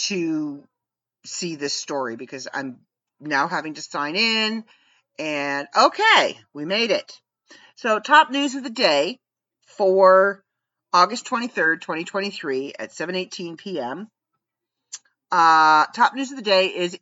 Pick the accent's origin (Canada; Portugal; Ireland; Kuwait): Canada; as a Canadian